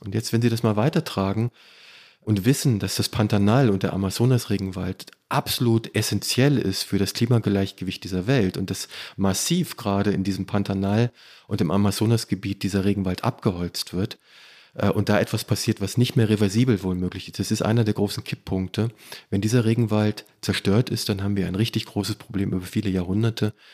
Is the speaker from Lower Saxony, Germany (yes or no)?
yes; between Peine, Wolfsburg and Hannover, Lower Saxony, Germany; Ich komme aus Niedersachsen. Ich komme aus dem Niemandsland zwischen Peine, Wolfsburg